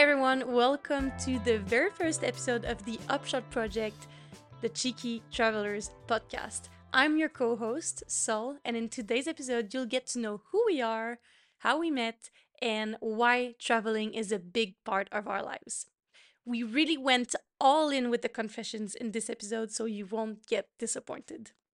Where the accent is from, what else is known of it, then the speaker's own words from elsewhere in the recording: Quebec, Canada; first language French; English is a second language; I'm from Canada, but I'm from the French province of Canada, which is Quebec. So my first language is French